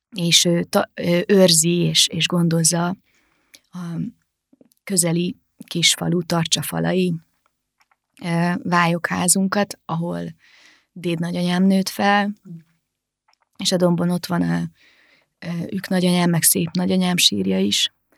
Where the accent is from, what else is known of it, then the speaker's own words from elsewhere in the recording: Vác, Pest, Hungary; moved away as an adult; also born or lived in Târgu Mureș, Romania / Sfântu Gheorghe, Romania; now in Budapest, Hungary; Vácon jártam általános iskolába és gimnáziumba, és a szüleim meg az öcsémék is Vácon laknak, szóval végül is, ha hazamegyek, akkor Vácra megyek haza